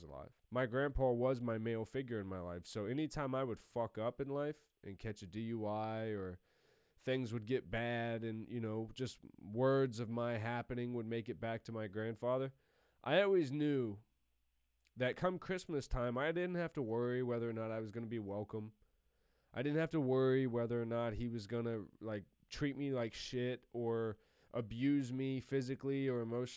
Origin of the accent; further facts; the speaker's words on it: Columbus, United States; I had moved back home to my hometown of Columbus